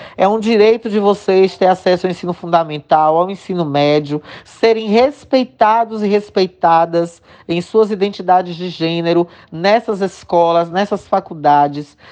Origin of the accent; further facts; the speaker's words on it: interior of Bahia, Brazil; also born or lived in Salvador; eu optei por voltar pra minha cidade.